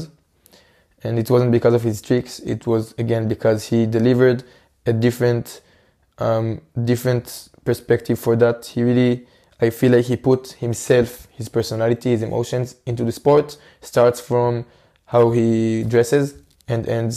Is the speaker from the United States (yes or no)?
no; Israel; in my home country, in Israel